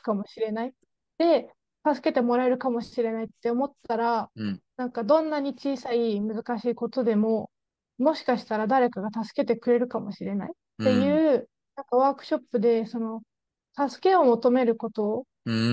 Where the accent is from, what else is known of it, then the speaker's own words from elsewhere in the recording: Japan; moved away as an adult; now in Scotland, United Kingdom; どこから来たって日本だって言ったら